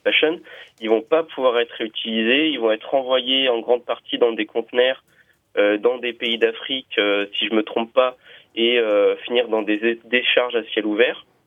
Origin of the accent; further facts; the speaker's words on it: Lyon, Auvergne-Rhône-Alpes, France; je suis de Lyon.